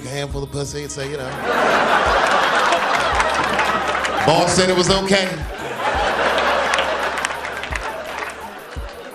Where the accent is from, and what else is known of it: Washington, District of Columbia, United States; born or raised there; moved away